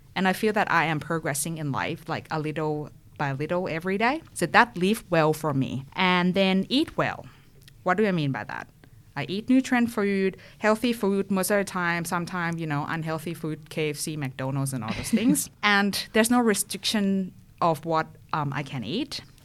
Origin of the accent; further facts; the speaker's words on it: Thailand; moved away as an adult; also born or lived in France; now in Perth, Australia; I'm originally from Thailand. You might already pick up my accent. I moved to Perth in two thousand sixteen, and before Perth, I was living in France for two years for my bachelor's.